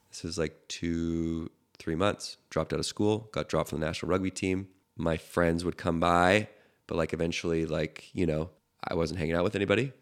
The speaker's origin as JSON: {"language": "English", "town": "Victoria", "region": "British Columbia", "country": "Canada", "tie": "born or raised there", "said": "I'm growing up in Canada, which I can tell you exactly where it is because you'll know Victoria"}